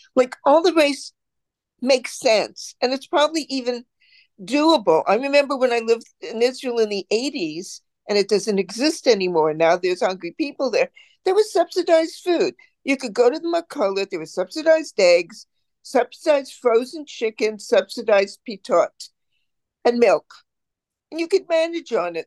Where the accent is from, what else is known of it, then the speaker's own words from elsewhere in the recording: Canada; I'm Canadian